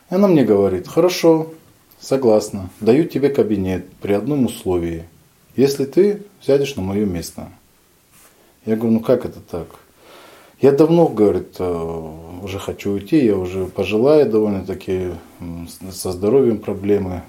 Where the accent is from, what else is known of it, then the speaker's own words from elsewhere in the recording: Kizlyar, Dagestan, Russia; moved away as an adult; also born or lived in Izberbash, Dagestan / Saint Petersburg; now in Novorossiysk, Russia; Я родился в Республике Дагестан, в городе Кизляре. В 2014 году переехал в город-герой Новороссийск Краснодарского края.